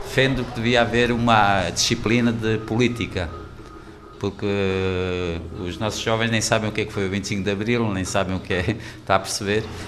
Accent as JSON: {"language": "Portuguese", "country": "Angola", "tie": "born or raised there", "moved": "yes", "lives_now": "Portugal", "said": "Nasci em África"}